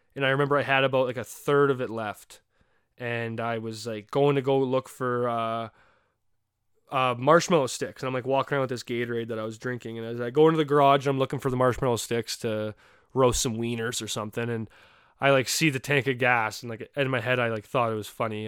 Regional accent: Canada; as a Canadian in the hockey community

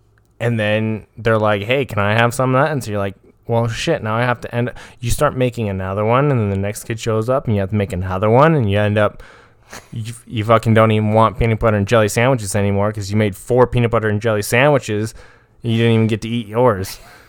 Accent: Ireland; I have a drunk lisp. I'm Irish.

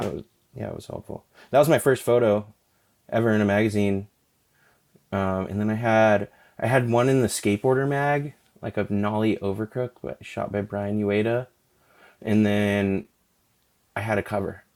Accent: Alaska, United States; moved away; I appreciate growing up in Alaska

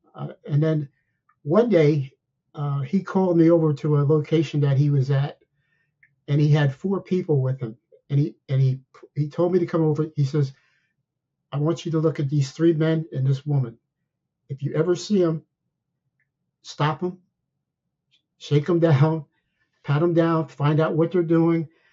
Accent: Somerville, New Jersey, United States; now in Ashburn, Virginia, United States; I grew up in a, uh, a small town in New Jersey known as Somerville, New, Somerville, New Jersey

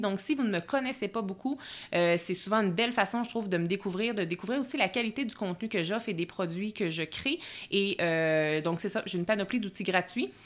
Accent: Bois-Francs region, Quebec, Canada; moved away as an adult; now in Lac-Beauport, Canada; je suis euh, native de la région des Bois-Francs

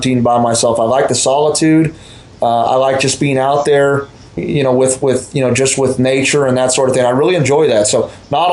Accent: Colorado, United States; right here in the state that I grew up in Colorado

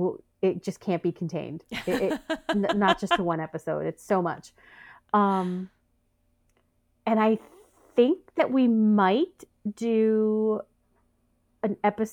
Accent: United States; I'm an American.

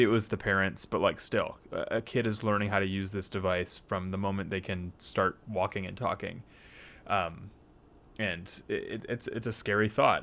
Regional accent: United States; our context here as American Christians

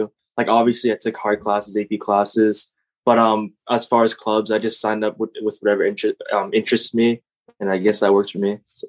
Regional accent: Massachusetts, United States; I'm from Massachusetts. Obviously, I'm a senior. Next year, I'm going to Tufts University. And just a little bit about myself. I'm Cambodian. My parents are both Cambodian. I speak the language.

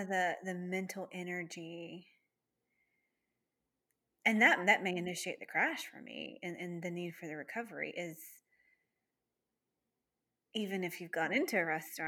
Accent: Texas, United States; we're from Texas.

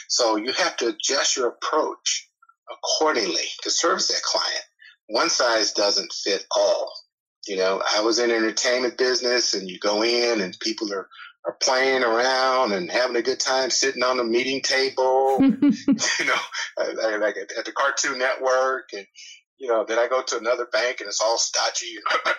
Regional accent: California, United States; now in Atlanta, United States; I grew up in California, so I was a beach guy

